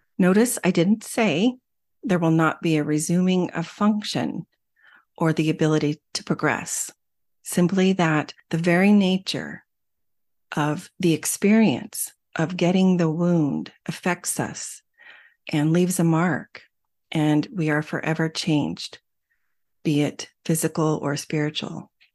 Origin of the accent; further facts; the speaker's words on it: Arizona, United States; When I was young, growing up in Arizona, we took swimming lessons every single summer